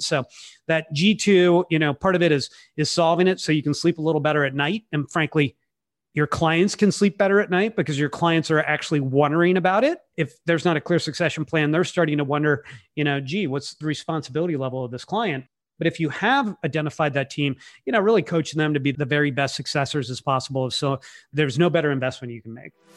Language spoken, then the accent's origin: English; California, United States; I'm from California